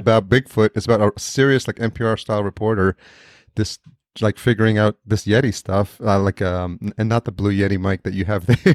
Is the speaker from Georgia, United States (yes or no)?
no; Yonkers, New York, United States; I grew up in Yonkers